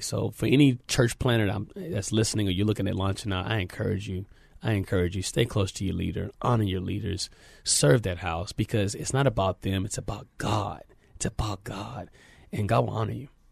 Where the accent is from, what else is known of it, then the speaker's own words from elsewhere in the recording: San Antonio, Texas, United States; I'm a native of San Antonio, Texas, born and raised here